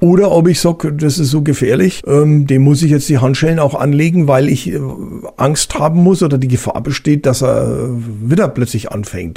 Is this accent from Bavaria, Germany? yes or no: yes; Bavaria, Germany; bei uns in Bayern